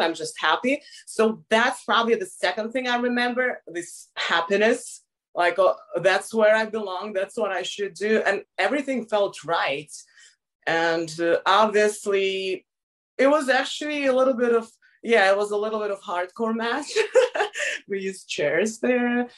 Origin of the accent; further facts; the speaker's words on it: Moscow, Russia; I grew up in Moscow my whole life, so it's a big city